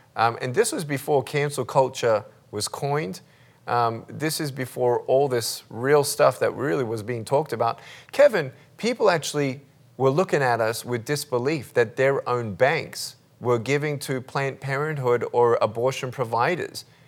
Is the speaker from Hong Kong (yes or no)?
no; Melbourne, Victoria, Australia; I was born in Melbourne, Australia, uh, limbless